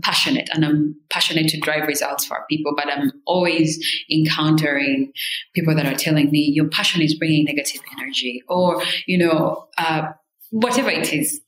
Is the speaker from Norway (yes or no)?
no; Rwanda; moved away; I'm from Rwanda